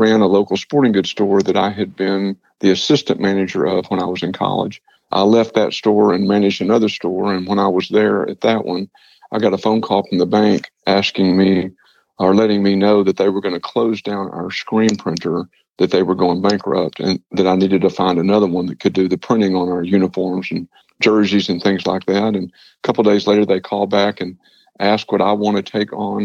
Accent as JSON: {"language": "English", "town": "Paris", "region": "Texas", "country": "United States", "tie": "born or raised there", "said": "I was born in Paris, Texas. I graduated from high school there"}